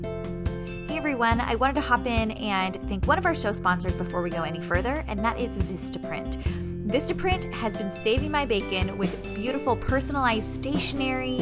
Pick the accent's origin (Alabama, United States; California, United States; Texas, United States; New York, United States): California, United States; San Diego; moved away as an adult; I'm from San Diego, and I went to school in San Diego for college. And so until I was 23 and got married, I never lived anywhere essentially but Southern California